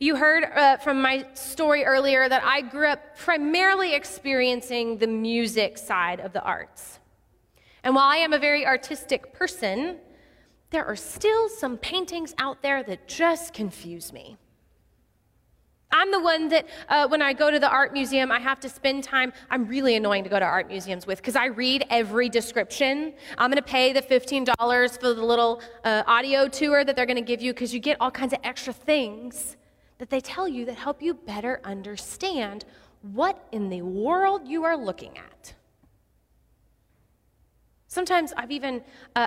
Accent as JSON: {"language": "English", "town": "Odessa", "region": "Texas", "country": "United States", "tie": "born or raised there", "said": "I grew up in Odessa, Texas"}